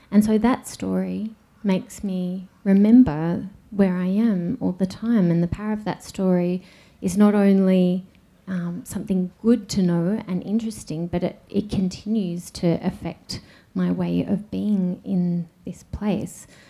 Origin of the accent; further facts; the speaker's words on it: Melbourne, Victoria, Australia; I was born in in Melbourne. I was born next to the Birrarung in 1978 in a hospital called the Mercy Hospital